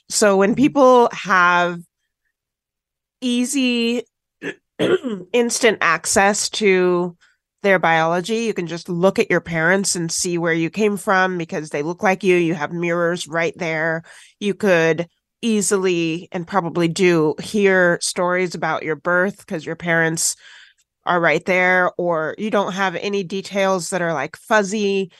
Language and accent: English; Washington, United States; also born or lived in Tennessee; My parents are white, I am black, and I grew up in Washington State after being adopted from foster care in Tennessee.